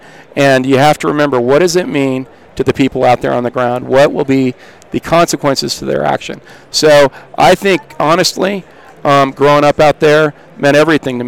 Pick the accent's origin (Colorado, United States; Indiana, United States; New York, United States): Colorado, United States; Rifle; I grew up in Western Colorado.